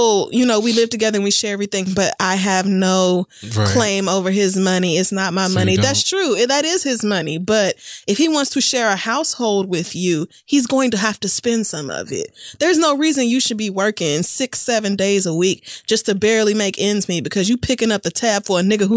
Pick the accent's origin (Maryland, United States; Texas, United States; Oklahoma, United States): Oklahoma, United States; We probably actually did eat a lot of organic things because people in Oklahoma grow a lot of their own food